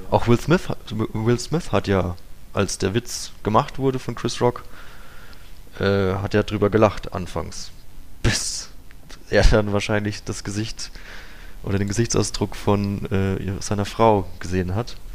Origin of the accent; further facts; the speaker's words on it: Bavaria, Germany; Meine Heimat ist nördlich von Würzburg, ähm, im nördlichen Unterfranken, im, im, in der Vorrhön sozusagen.